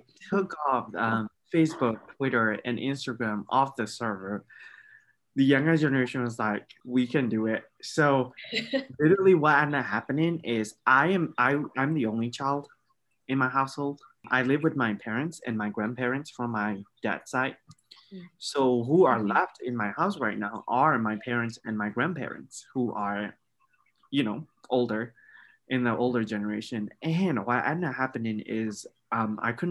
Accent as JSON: {"language": "English", "town": "Bago", "region": "Bago Region", "country": "Myanmar", "moved": "as an adult", "lives_now": "Edmond, Oklahoma, United States", "said": "I'm from Bogo."}